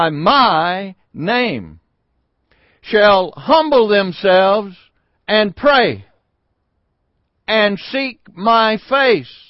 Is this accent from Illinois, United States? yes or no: no; Sardis, Mississippi, United States; the little town that I grew up in Sardis, Mississippi